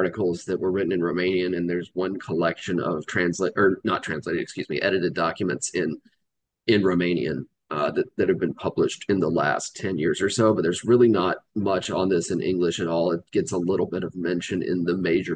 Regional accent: Georgia, United States; So I grew up in Georgia. Spent most of my life living in the South

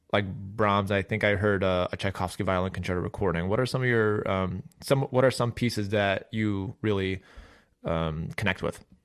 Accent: Chicago, Illinois, United States; I'm from Chicago

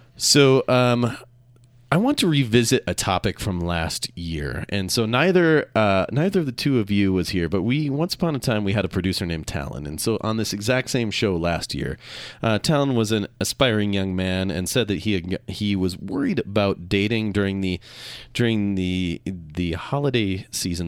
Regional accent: Minnesota, United States; moved away as an adult; also born or lived in Seattle; now in Utah, United States; I grew up in Minnesota

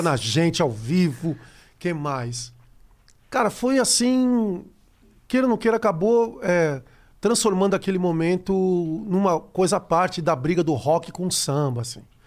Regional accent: Brazil; eu sou brasileiro

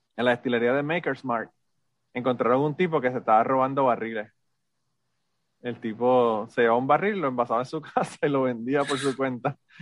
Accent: Puerto Rico; moved away as an adult; sé que soy puertorriqueño, estoy orgulloso de haber nacido en Puerto Rico

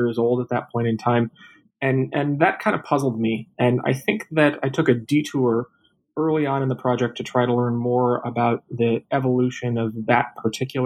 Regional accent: Minneapolis, Minnesota, United States; now in Tacoma, United States; I'm originally from the Twin Cities, Minneapolis, Minnesota.

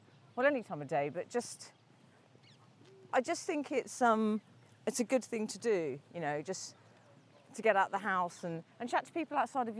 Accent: London, United Kingdom; I grew up in North London and I went to a school there

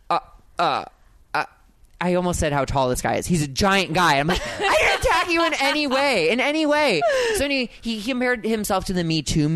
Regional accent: St. Louis, Missouri, United States; moved away; It was my hometown

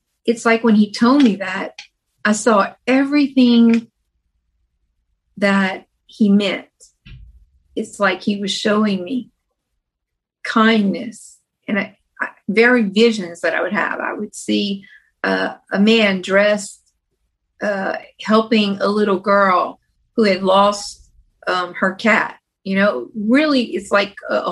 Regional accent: Louisiana, United States; We grew up in Louisiana when we were younger

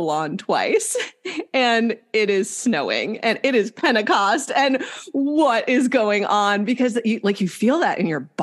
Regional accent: Wisconsin, United States; moved away as an adult; now in Southern California, United States; I've been in Southern California for 8 years, but I grew up in Wisconsin

